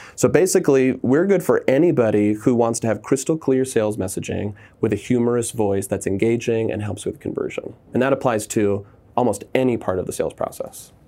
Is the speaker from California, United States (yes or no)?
yes; Southern California, United States; I was raised in Southern California